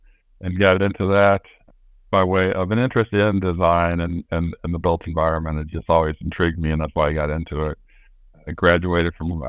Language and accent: English; Midwest, United States; also born or lived in Denver / Detroit / Racine; I grew up in the Midwest, although born out in Denver. Lived in outside of Detroit, Michigan for a while. Moved to Wisconsin in Racine